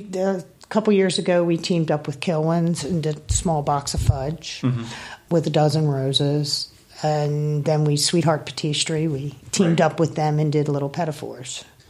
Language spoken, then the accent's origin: English; Howard County, Maryland, United States; now in Annapolis, United States; I'm born and bred Maryland. I grew up in Howard County.